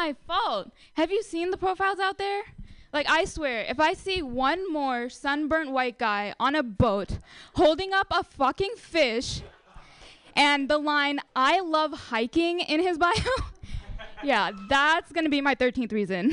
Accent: India; now in United States; I'm Indian

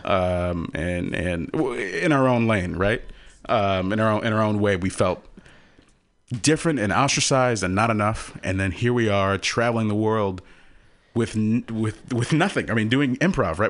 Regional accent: Houston, Texas, United States; moved away; I'm from Texas

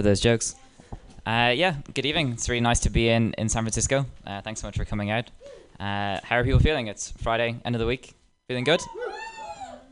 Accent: Dublin, Leinster, Ireland; accent: Dublin Irish; moved away; I have a Dublin Irish accent

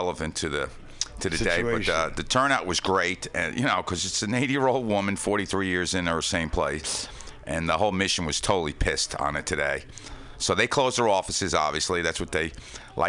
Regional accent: Yonkers, New York, United States; Growing up in Yonkers by the Hudson River

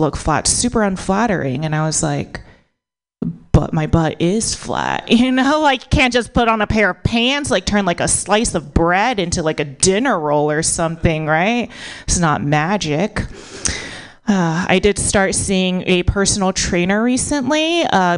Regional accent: United States; born or raised there

